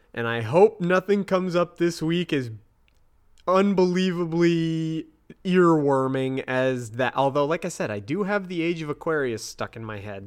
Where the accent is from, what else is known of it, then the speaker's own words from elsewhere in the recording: United States; I'm that American asshole.